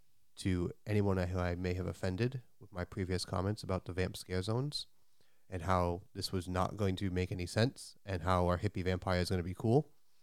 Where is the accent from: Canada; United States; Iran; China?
United States; New England; we are from New England